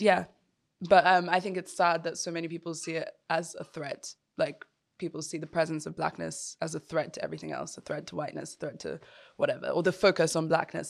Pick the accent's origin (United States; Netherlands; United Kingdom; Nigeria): Nigeria; Yoruba; me as an African, but more specifically as a Nigerian, and then even more specifically as a Yoruba person